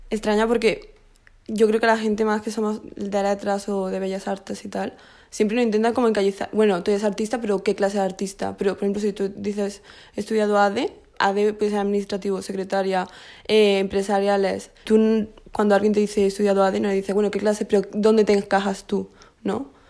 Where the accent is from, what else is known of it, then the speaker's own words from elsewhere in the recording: Bilbao, Basque Country, Spain; moved away as an adult; now in Lisbon, Portugal; Sí, yo soy de Bilbao